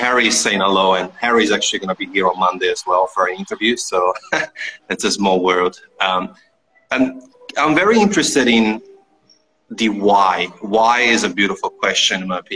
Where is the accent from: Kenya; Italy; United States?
Italy; I'm from Italy